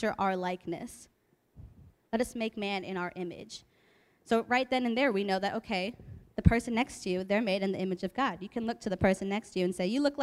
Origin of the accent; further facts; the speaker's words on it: Hazlet, New Jersey, United States; moved away as an adult; now in California, United States; I grew up in Hazlitt for most of my life